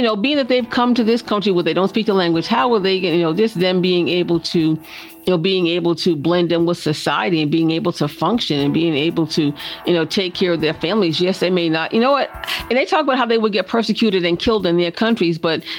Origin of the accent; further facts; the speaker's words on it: Massachusetts, United States; I'm from Massachusetts, and I spent a lot of time as a child down at the vineyard